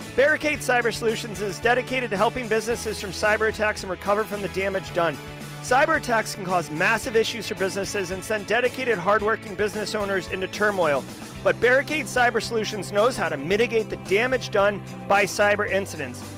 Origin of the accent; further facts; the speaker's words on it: United States; I'm an American and I love the United States